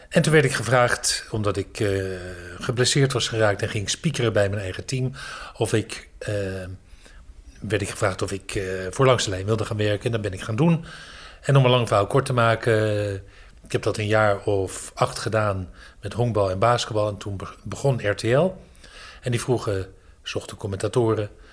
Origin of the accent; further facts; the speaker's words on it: Amstelveen, North Holland, Netherlands; moved away as an adult; also born or lived in Haarlem / Hoofddorp; now in Dronten, Netherlands; ik ben geboren in Amstelveen. En ik ben toen verhuisd naar Haarlem. Daar heb ik heel lang gewoond.